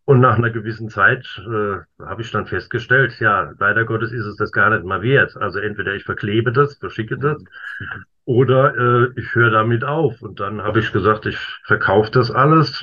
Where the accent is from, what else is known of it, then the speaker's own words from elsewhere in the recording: Worms, Rhineland-Palatinate, Germany; Ich wohne und bin auch geboren in Worms